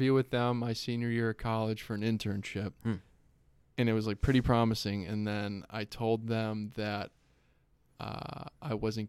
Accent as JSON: {"language": "English", "town": "Strongsville", "region": "Ohio", "country": "United States", "said": "I'm from Strongsville, Ohio, sir."}